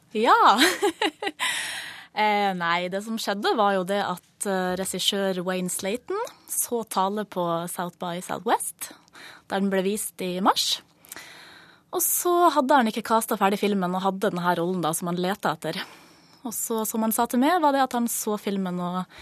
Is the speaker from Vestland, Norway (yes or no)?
no; Mosjøen, Nordland, Norway; moved away; Vi er jo fra samme by har gått på barneskole sammen og ehm, ja, han ble jo filmskaper, jeg ble skuespiller, og vi eh, møttes eh, hver ferie hjemme i Mosjøen